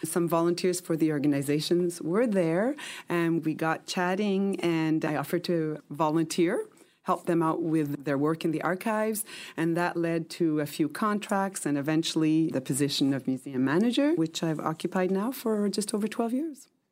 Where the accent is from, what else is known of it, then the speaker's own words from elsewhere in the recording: Quebec, Canada; also born or lived in Montreal / Papua New Guinea / Australia; now in Vancouver Island, Canada; I grew up mostly in Quebec and did all my schooling and education in French